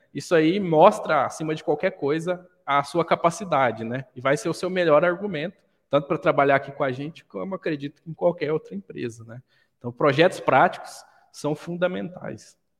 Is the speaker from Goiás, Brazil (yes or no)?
yes; Goiânia, Goiás, Brazil; now in Caldas Novas, Brazil; Vivi a vida toda em Goiânia